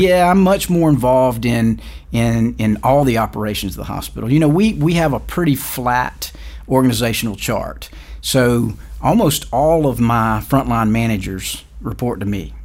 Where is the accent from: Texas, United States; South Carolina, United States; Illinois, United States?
South Carolina, United States; Varnville; I was born and raised in Varnville, South Carolina, which is a little small town about 20 miles east of Allendale